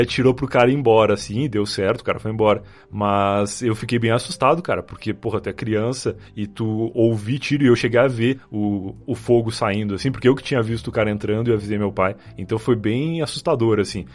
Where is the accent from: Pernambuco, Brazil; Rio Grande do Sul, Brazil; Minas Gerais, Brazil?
Rio Grande do Sul, Brazil; moved away; eu sou gaúcho. Eu morei muito boa parte da minha vida muito mais próximo do, da capital uruguaia, lá de Montevidéu, do que de Porto Alegre